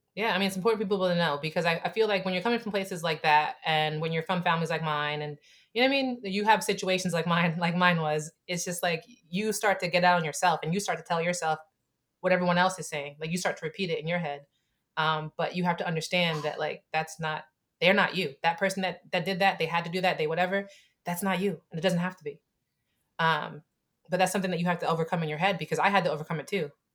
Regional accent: Camden, New Jersey, United States; I'm from Camden, right? I'm from a poor family

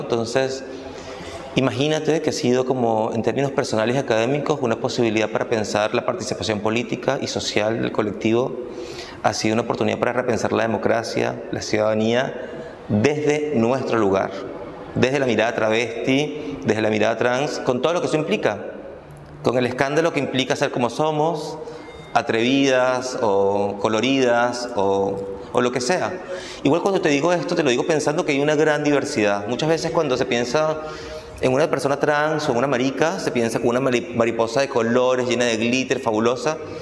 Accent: Caracas, Capital District, Venezuela; moved away as an adult; now in Buenos Aires, Argentina; yo nací y crecí en Venezuela, en Caracas

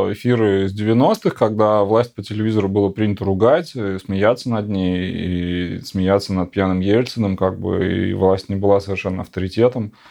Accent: Siberia, Russia; now in Moscow, Russia; Я говорю, я вообще из Сибири, я вообще, ну, был в Беларуси полтора года назад, там, три дня. Но, как бы, я сам в Москве

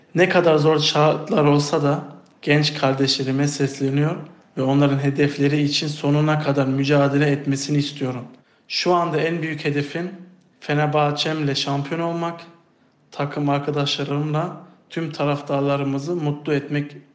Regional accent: Germany; moved away as an adult; now in Turkey; Almanya'da doğdum ve büyüdüm ve futbol kariyerime küçük yaşlarımda orada başladım

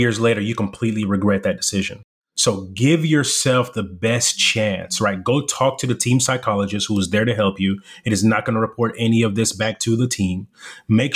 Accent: Irving, Texas, United States; English is a second language; also born or lived in Democratic Republic of the Congo / South Africa; So we come from Congo, South Africa to the U.S., and I'm living in the inner city whenever I'm in Irving, Texas.

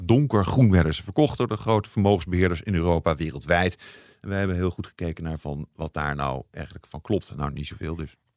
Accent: near Arnhem, Gelderland, Netherlands; also born or lived in Nijmegen; Ik ben geboren in Nijmegen. Ik ben opgegroeid in de buurt van Arnhem.

